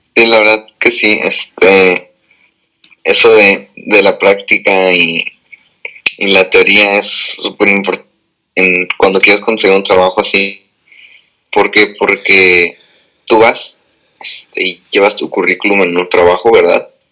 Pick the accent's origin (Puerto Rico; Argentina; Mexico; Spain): Mexico; Tijuana, Baja California; moved away as an adult; also born or lived in National City, California / San Diego; now in United States; yo soy de, de San Diego, bueno, nací en National City, pero toda la vida he en Tijuana